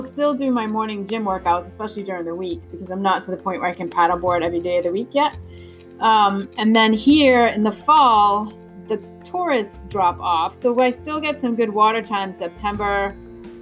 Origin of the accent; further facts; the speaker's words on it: Massachusetts, United States; moved away; also born or lived in New York; I was born and raised in Massachusetts